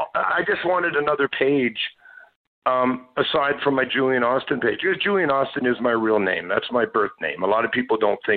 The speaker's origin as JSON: {"language": "English", "town": "Saint John", "region": "New Brunswick", "country": "Canada", "tie": "born there", "said": "And my adopted dad, before his passing, he told me that I was adopted. And that I came upriver from St. John, New Brunswick."}